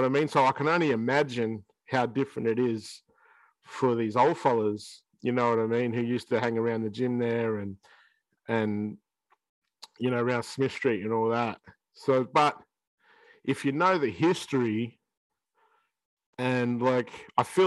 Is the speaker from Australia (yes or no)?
yes; Shepparton, Victoria, Australia; 10-year-old kid in Shepparton